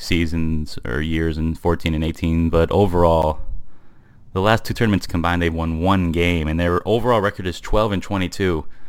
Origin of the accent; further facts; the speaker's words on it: Michigan, United States; And then there's a league in my home state, Bay City, mm-hmm, out of Michigan.